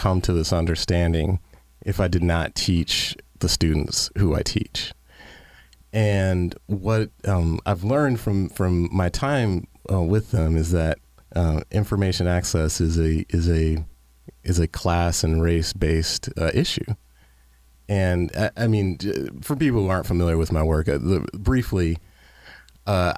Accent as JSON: {"language": "English", "town": "Detroit", "region": "Michigan", "country": "United States", "tie": "born or raised there", "said": "living in Detroit or coming from growing up in Detroit"}